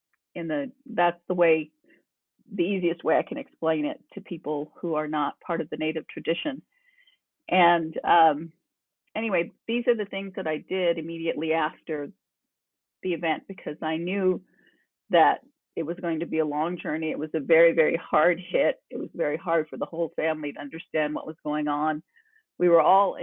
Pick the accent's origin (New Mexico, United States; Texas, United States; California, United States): New Mexico, United States; I come from New Mexico, long roots here